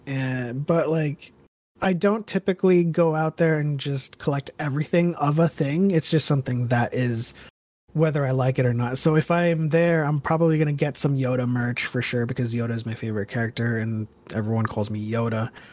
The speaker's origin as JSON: {"language": "English", "country": "United States", "tie": "born or raised there", "moved": "yes", "lives_now": "California, United States", "said": "I grew up in the Bronx in New Jersey, and, and I come from there, and then I moved to California two thousand six"}